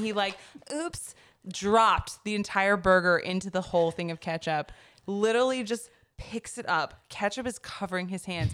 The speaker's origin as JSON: {"language": "English", "town": "Chapel Hill", "region": "North Carolina", "country": "United States", "tie": "born or raised there", "said": "I grew up in the Triangle over in, like, the Chapel Hill area."}